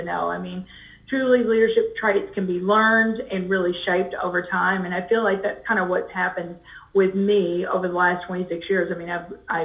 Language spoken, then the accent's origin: English; Kentucky, United States; moved away as an adult; now in St. Louis, United States; we grew up in Kentucky